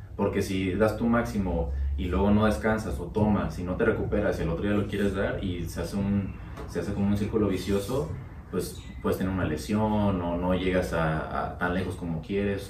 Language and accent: Spanish; Veracruz, Mexico; en mi pueblo